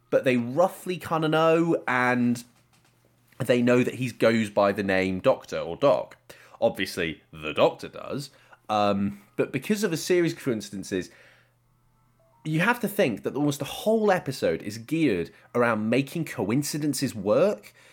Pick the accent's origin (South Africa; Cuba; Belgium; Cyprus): Cyprus; growing up in England or Cyprus where I was